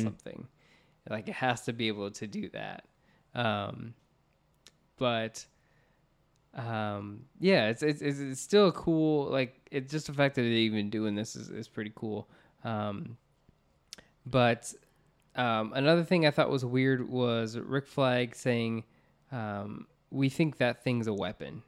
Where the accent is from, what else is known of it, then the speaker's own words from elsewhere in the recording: Orlando, Florida, United States; We grew up in Orlando, Florida, where we had like Universal Studios